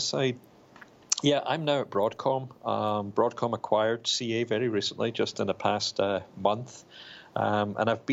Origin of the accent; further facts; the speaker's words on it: Glasgow, Scotland, United Kingdom; now in Raleigh, United States; I grew up in Glasgow, in Scotland, in the U.K.